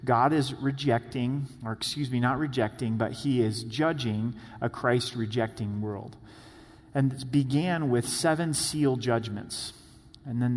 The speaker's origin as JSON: {"language": "English", "area": "the Northwest", "region": "Pacific Northwest", "country": "United States", "tie": "born or raised there", "said": "I grew up in the Northwest."}